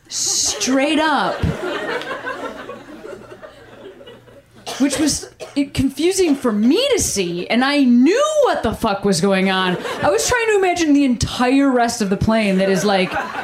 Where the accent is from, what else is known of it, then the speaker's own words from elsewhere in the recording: Midwest, United States; now in Los Angeles, United States; I'm like from the Midwest. Literally everything's flat.